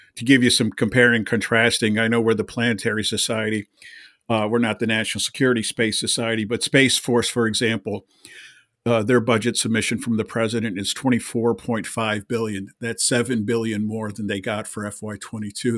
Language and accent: English; Pennsylvania, United States; I'm from Pennsylvania